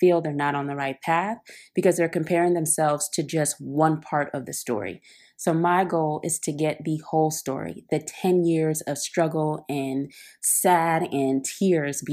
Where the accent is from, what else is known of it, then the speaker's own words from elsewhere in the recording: Oakland, California, United States; now in Brooklyn, United States; I'm from Oakland, California. I am currently living in Brooklyn, New York